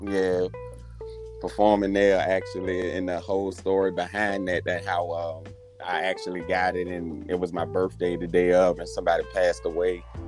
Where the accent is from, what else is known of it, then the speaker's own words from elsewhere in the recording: Richmond, Virginia, United States; I'm from Richmond, Virginia, to be more specific. Uh, born and raised here